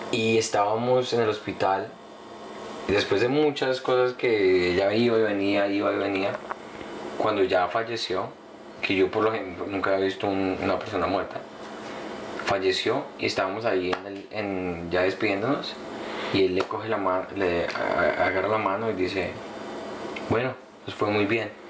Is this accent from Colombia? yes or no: yes; Colombia